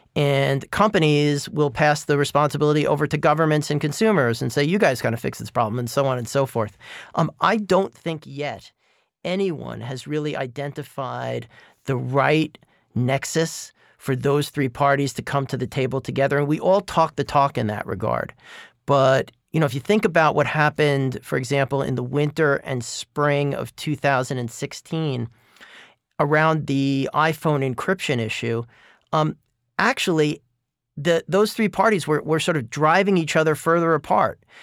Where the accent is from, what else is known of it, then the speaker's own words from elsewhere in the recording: New York, United States; I grew up in New York in the nineteen seventies